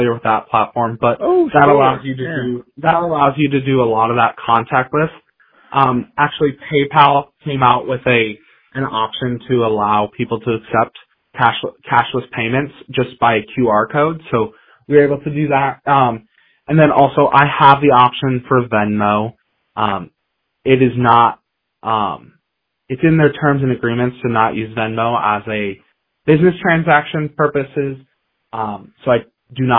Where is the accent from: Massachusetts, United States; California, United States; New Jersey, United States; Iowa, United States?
Iowa, United States; Pella; now in Cedar Falls, United States; I'm from Pella, Iowa, which is a smaller town 2 hours south